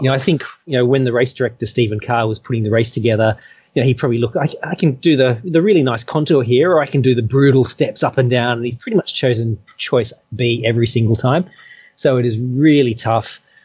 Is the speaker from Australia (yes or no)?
yes; Perth, Western Australia, Australia; moved away as an adult; now in Hong Kong; I came from Perth